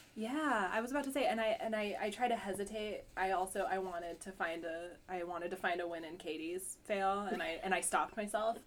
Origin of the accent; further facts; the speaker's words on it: Huntington, Vermont, United States; I'm from Huntington